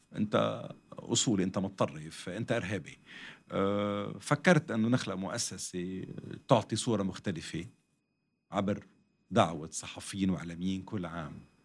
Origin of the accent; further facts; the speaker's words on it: Lebanon; حتى اذا عندي جنسيه ثانيه وثالثه بس انا لبناني بنتمي لهالمحيط